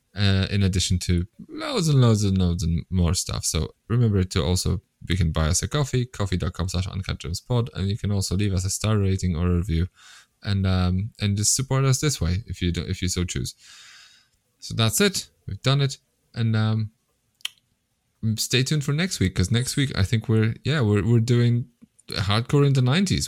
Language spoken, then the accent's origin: English; Poland; I'm from Poland